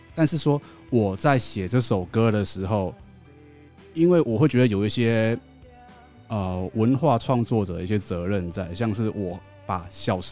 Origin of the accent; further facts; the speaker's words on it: Chiayi, Taiwan; 嘉义嘉义人都说，我们嘉义人如果一出了嘉义，就不会再吃鸡肉饭了。